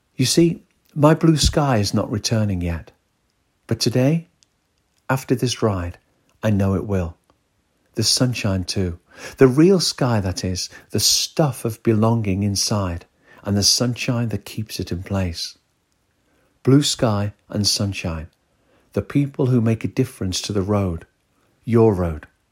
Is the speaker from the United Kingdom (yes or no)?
yes; northwest of the UK, North West England, United Kingdom; We are both from the northwest of the U K.